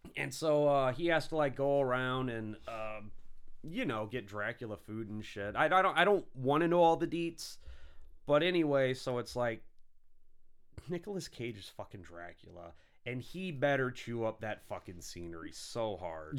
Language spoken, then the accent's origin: English; St. Louis, United States; I'm, you know, Saint Louis, you know, kinda Illinois